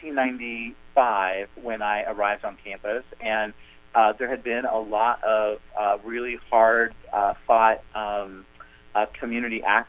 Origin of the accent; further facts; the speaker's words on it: Kansas, United States; moved away as an adult; also born or lived in Bloomington, Indiana; where I grew up in Kansas and, you know, in rural areas of the country